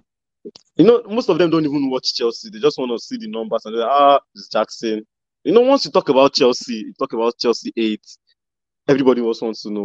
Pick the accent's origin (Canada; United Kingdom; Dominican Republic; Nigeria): Nigeria; I'm in Nigerian.